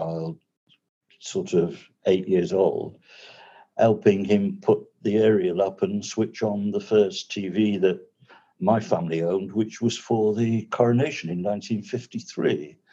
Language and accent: English; rural Lincolnshire, East Midlands, United Kingdom; moved away as an adult; also born or lived in Swaziland; now in Isle of Man; I was born and brought up in rural Lincolnshire, good farming county